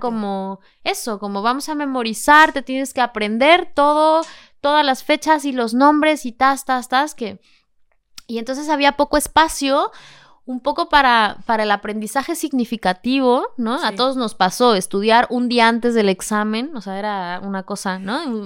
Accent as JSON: {"language": "Spanish", "region": "Mexico City", "country": "Mexico", "moved": "as an adult", "lives_now": "Seville, Spain", "said": "Vengo de la Ciudad de México. Yo soy mexicana y vivo en Sevilla"}